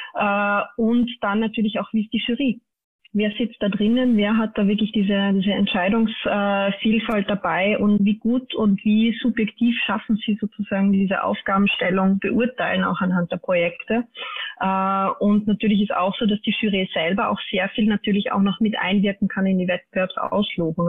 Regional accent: Austria; bei uns in Österreich

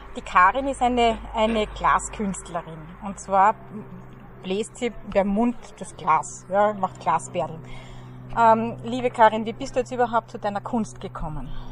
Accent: Hart bei Graz, Styria, Austria; born or raised there

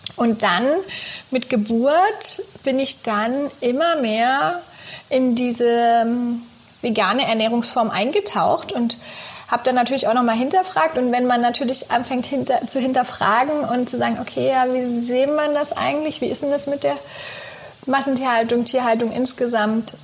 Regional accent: southern Brandenburg, Germany; Ich bin in Südbrandenburg groß geworden, schön auf dem Land

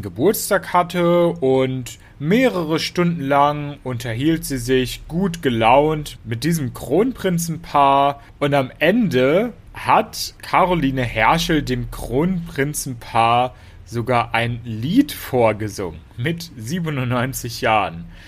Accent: Hanover, Lower Saxony, Germany; Hannover, das ist auch meine Heimatstadt

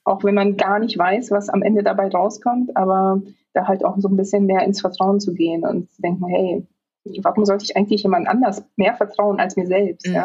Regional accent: Poland; also born or lived in Hanover, Germany; now in Berlin, Germany; dann muss ich Polnisch sagen

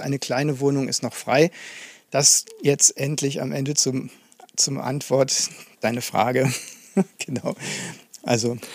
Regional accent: Aachen, North Rhine-Westphalia, Germany; moved away as an adult; now in Dresden, Germany; Also ich bin gebürtiger Aachener, komme also aus dem Westen sozusagen.

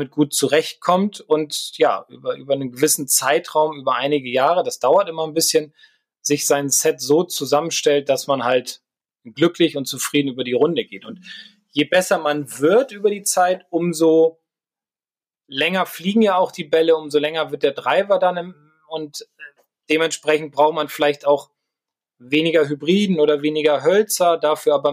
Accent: Garlstedt, Lower Saxony, Germany; ich bin in Gahlstedt im Club zur Fahr groß geworden, das ist ein reiner Waldplatz

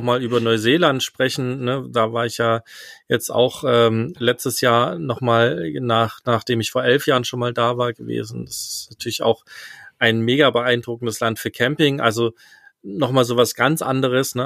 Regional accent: East Germany, Germany; ich bin ja im Osten aufgewachsen mit meinen Eltern

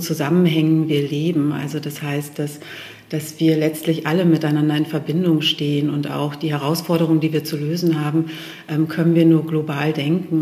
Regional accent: Steinhude, Lower Saxony, Germany; also born or lived in Hanover; Hannover ist meine Heimat, das Steinhuder Meer ist meine Heimat. Ich sage immer Urheimat

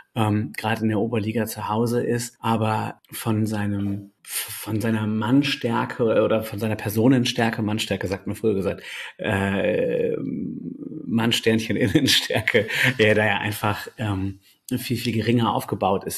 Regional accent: Delmenhorst, Lower Saxony, Germany; moved away as an adult; now in Bremen, Germany; ich bin äh, gebürtiger Delmenhorster, bin in dieser Stadt auch aufgewachsen

